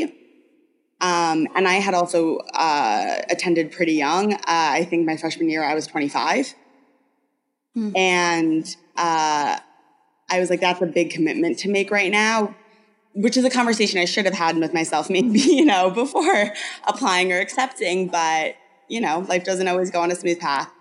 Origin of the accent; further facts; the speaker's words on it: New York, United States; I grew up in the Northeast, I'm a New Yorker